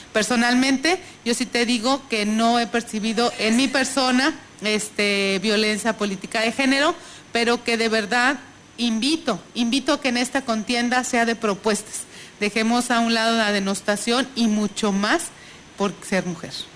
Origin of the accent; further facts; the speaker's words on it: Tamuín, San Luis Potosí, Mexico; yo soy de ahí de Tamuín